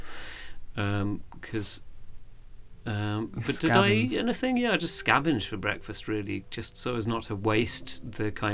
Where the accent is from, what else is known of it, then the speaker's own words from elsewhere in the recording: Horsham, South East England, United Kingdom; I was born in Horsham, down in West Sussex